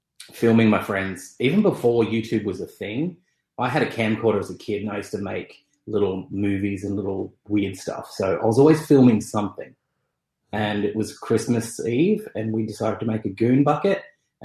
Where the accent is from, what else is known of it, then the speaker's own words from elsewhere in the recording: Sydney, New South Wales, Australia; I'm from Sydney